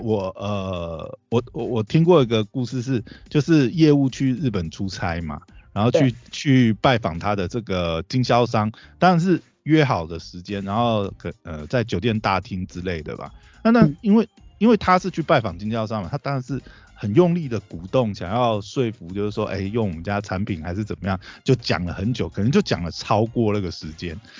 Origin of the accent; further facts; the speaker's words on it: Taiwan; 可能我们台湾人没有，没有这种习性